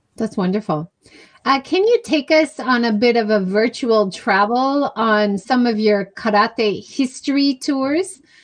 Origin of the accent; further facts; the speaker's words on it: Hawaii, United States; I grew up in Hawaii